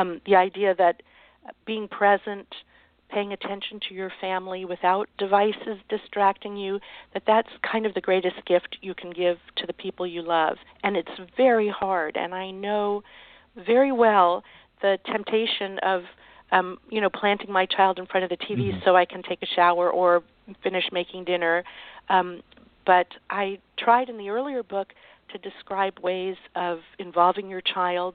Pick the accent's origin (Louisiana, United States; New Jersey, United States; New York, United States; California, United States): New York, United States; a suburb of; I was born in New York, in a suburb of New York, a very beautiful green suburb